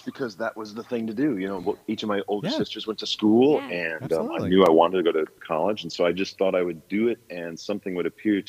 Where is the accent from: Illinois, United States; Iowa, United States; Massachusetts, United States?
Iowa, United States; Clinton; moved away as an adult; now in Sun Prairie, United States; I grew up in Clinton, Iowa, and I went to University of Iowa in Iowa City.